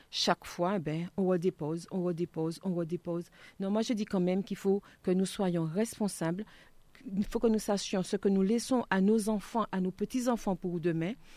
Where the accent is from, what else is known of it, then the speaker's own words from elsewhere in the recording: Martinique; en tant que Martiniquais